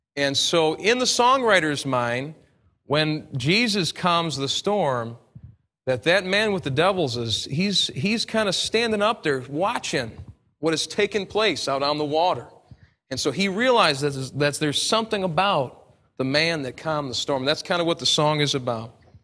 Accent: United States; accent: American; my American accent

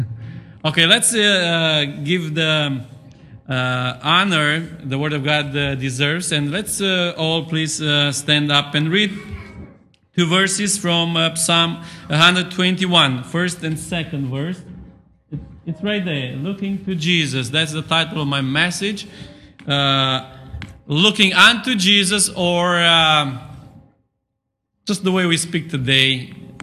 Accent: Romania; English is a second language; moved away as an adult; now in England, United Kingdom; in Romania, to be honest with you, we don't have such custom

